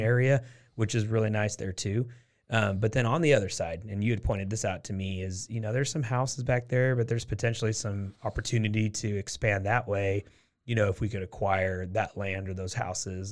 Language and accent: English; Portland, Oregon, United States; now in Waco, United States; I'm from Portland, Oregon is where I'm from